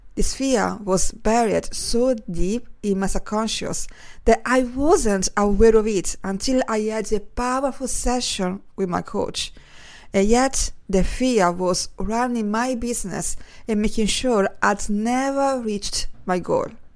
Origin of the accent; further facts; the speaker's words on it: Italy; moved away; growing up in Italy